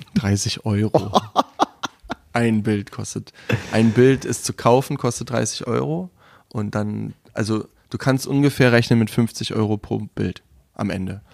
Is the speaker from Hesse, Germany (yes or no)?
no; Brandenburg, Germany; also born or lived in Munich / Berlin; ich bin aus Brandenburg